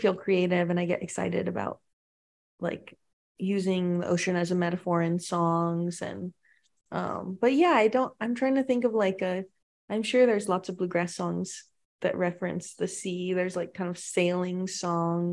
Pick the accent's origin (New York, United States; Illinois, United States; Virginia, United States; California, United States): California, United States; Palo Alto; now in Tennessee, United States; I'm from Palo Alto, and my first show ever was at a pizza store down the road from my house